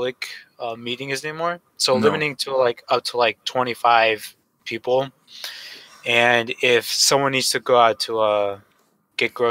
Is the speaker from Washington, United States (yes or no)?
yes; Seattle, Washington, United States; I'm from Seattle, which is in Washington State.